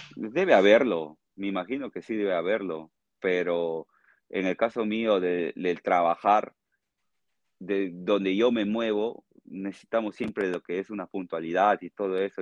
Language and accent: Spanish; Tarapoto, San Martín, Peru; accent: Peruvian jungle (charapa); moved away as an adult; also born or lived in Lima, Peru; now in Spain; yo soy de Tarapoto, le digo, ah, charapa, me dicen, charapa.